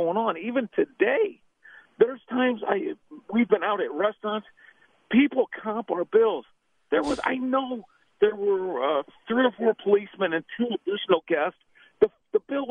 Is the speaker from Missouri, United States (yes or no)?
yes; Missouri, United States; I'm from Missouri, home of Harry Truman and Rush Limbaugh.